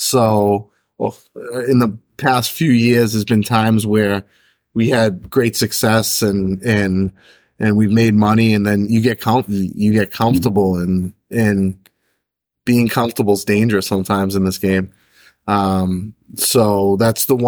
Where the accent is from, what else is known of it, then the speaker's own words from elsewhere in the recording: Stoneham, Massachusetts, United States; also born or lived in Melrose, Massachusetts; I grew up in Melrose to start, and then I ended up in Stoneham for most of my junior years up through high school